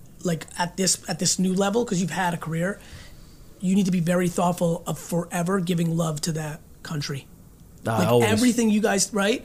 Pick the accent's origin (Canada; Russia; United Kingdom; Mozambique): Russia; moved away; I was born in Russia and lived in a studio apartment with this many family members. This is like how I grew up